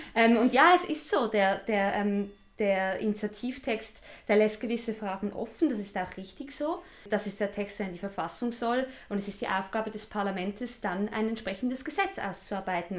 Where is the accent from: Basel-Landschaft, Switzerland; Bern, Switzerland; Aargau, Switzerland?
Basel-Landschaft, Switzerland; Ich komme aus dem Kanton Basel-Land